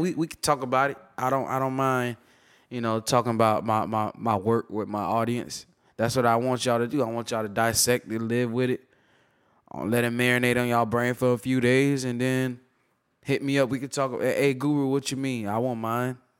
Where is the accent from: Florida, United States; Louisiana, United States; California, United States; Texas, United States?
Florida, United States; Tampa; I'm from born and raised in Tampa, the great state of Florida